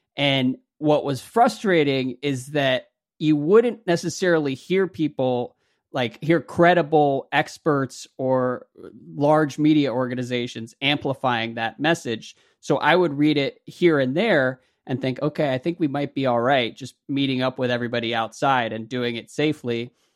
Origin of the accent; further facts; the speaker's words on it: United States; as an American